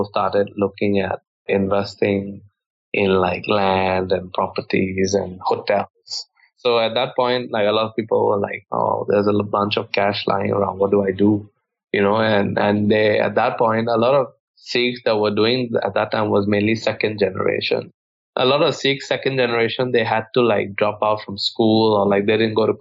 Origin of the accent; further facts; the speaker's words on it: Bangkok, Thailand; I grew up in Thailand most of my life. I went to school basically from kindergarten to high school. I was born here.